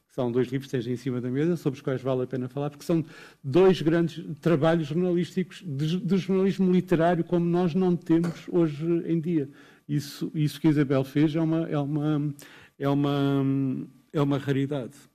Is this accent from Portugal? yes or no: yes; Portugal; Ah, de poesia, naturalmente, como português.